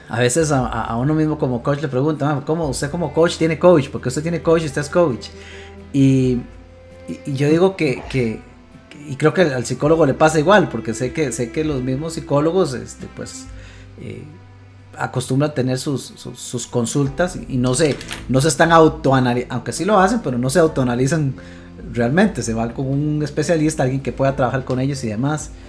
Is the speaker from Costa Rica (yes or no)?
yes; Costa Rica; nosotros como buenos ticos cada uno su casa y Dios en la de todos